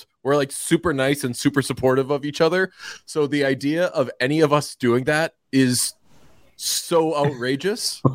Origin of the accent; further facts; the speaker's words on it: Northeast, United States; I'm from the Northeast